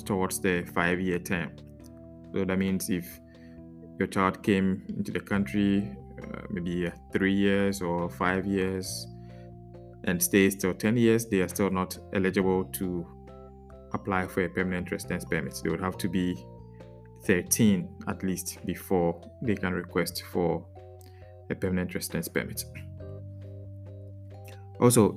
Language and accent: English; Ghana; now in Netherlands